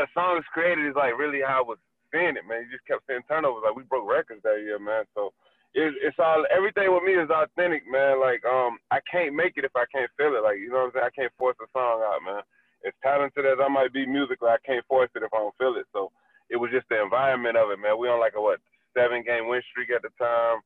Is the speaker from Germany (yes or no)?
no; Miami, Florida, United States; I'm from Miami